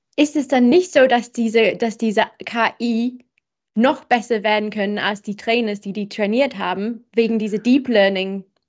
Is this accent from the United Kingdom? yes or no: yes; England, United Kingdom; German is a second language; moved away; bin ich Engländerin